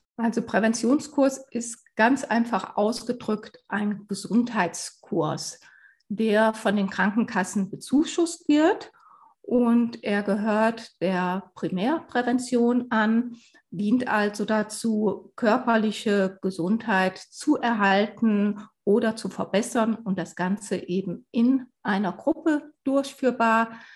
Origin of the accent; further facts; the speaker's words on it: Sauerland, North Rhine-Westphalia, Germany; moved away as an adult; also born or lived in Mainz / Black Forest-Baar district; now in Bavaria, Germany; Ich bin im Sauerland aufgewachsen